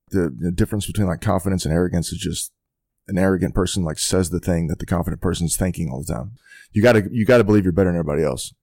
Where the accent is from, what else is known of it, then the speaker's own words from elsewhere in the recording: Haslet, Texas, United States; I grew up in Hazel, Texas, um, outside of Fort Worth.